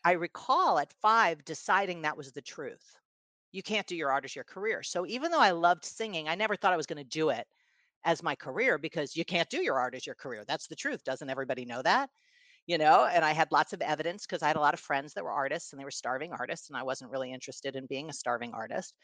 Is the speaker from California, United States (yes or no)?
no; New York City, New York, United States; I was, uh, born in New York City and raised in New York City